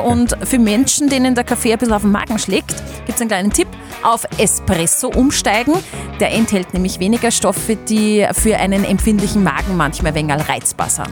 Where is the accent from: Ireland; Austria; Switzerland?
Austria; Upper Austria; bei uns in Oberösterreich